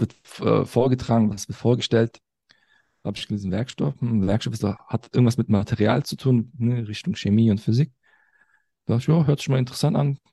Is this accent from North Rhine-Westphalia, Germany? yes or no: yes; Cologne, North Rhine-Westphalia, Germany; ich bin in Köln geboren, aufgewachsen